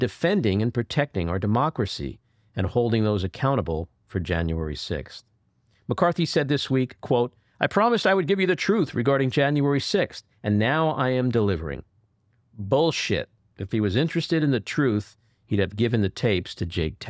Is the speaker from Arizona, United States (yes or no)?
no; New York City, New York, United States; I grew up in Queens